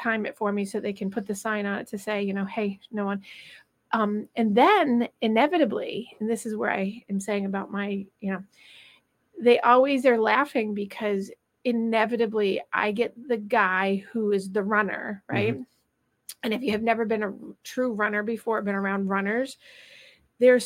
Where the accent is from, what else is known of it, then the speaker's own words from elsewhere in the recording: Rutland, Vermont, United States; moved away; my little hometown of Rutland